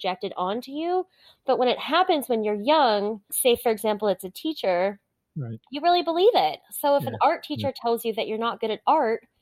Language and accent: English; Hawaii, United States; I grew up in Hawaii, which is a lovely place to be from.